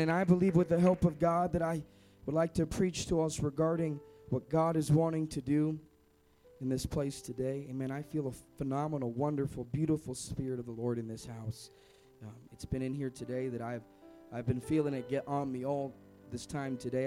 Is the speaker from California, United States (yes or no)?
yes; Sacramento, California, United States; I am from Sacramento